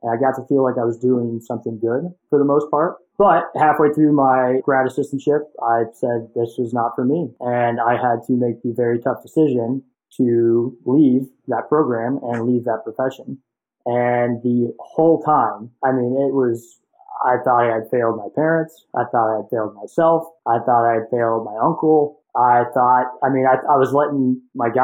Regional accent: Nashville, Tennessee, United States; moved away as an adult; also born or lived in Cincinnati, Ohio; I was born and raised in Nashville, Tennessee, and, you know, grew up there, went to high school there

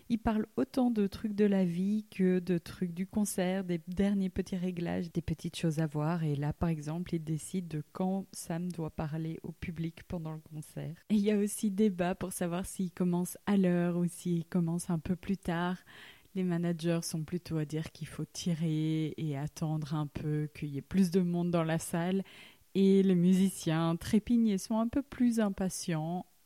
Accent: Liège, Wallonia, Belgium; On vient de Bruxelles, mais moi je viens de Liège

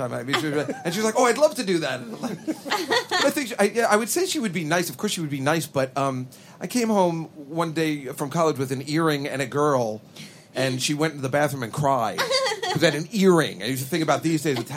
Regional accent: New Jersey, United States; Being a Jersey boy myself

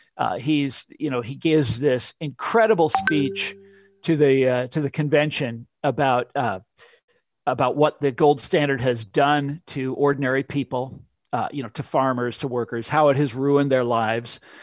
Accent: Kansas, United States; I'm from Kansas. This is where I grew up

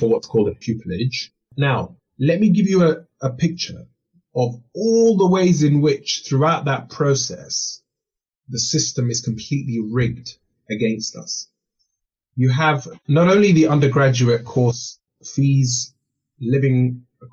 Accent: London, United Kingdom; also born or lived in Kenya; growing up in Northwest London

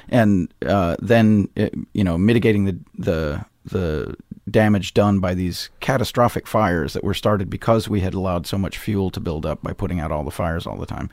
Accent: Missoula, Montana, United States; moved away as an adult; now in Chicago, United States; I did my principal growing up in Missoula, Montana

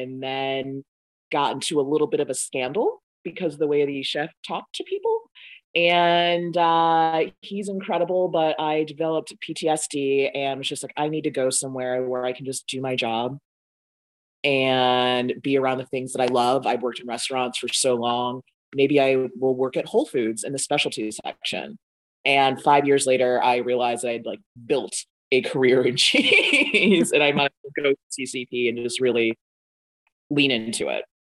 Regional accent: Boston, Massachusetts, United States; I mean, growing up in Boston, there was Fromaggio Kitchen, never went. I grew up in Dorchester.

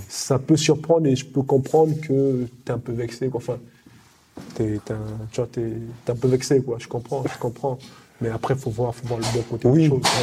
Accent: Cameroon; now in France; je suis français et derrière j'aimerais aussi représenter aussi mon pays natal euh, le Cameroun

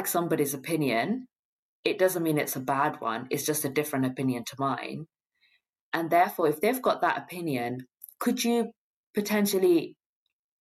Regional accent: London, United Kingdom; as a Londoner

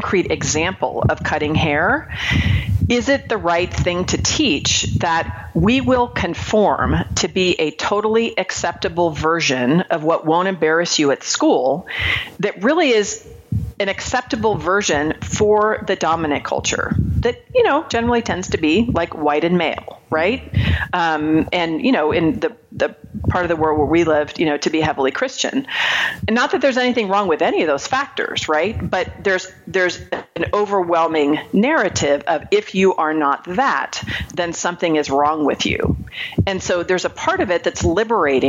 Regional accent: Marin County, California, United States; I grew up in Marin County, California.

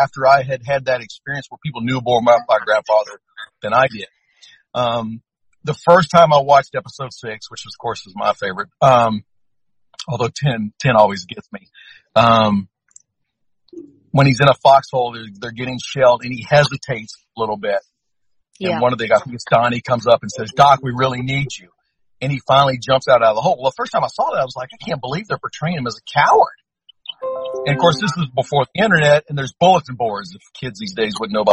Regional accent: Louisiana, United States; I'm from Louisiana

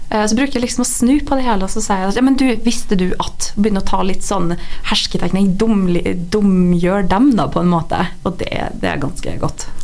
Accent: Norway; fordi at eh, vi nordmenn vi, jo, vi lager jo masse vitser, og det er mye Historie om samer.

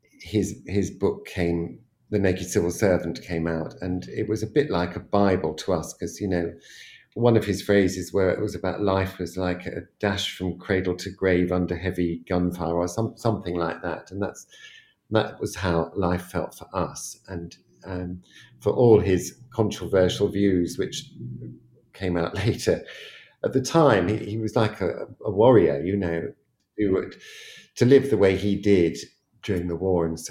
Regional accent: Teddington, London, United Kingdom; I grew up in Teddington in a house just like the Bolds

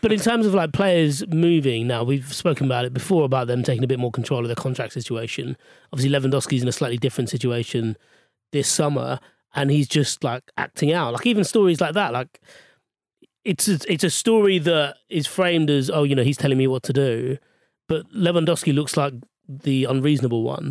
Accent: Australia; I, I've never had to prove my Austra-, Australianiness to anyone

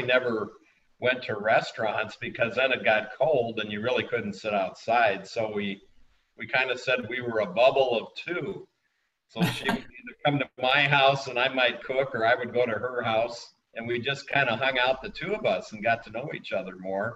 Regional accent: Minnesota, United States; I grew up in Minnesota.

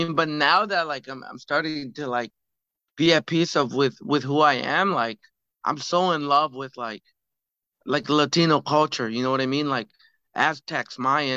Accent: Calgary, Alberta, Canada; also born or lived in Toronto; now in Vancouver, Canada; I grew up in Calgary

